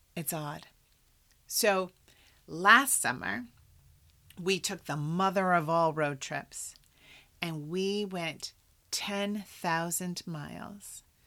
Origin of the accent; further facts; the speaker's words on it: Iowa, United States; moved away; I'm from Iowa